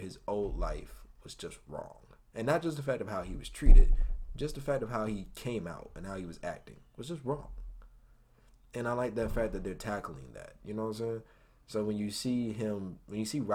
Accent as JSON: {"language": "English", "country": "United States", "said": "I'm American"}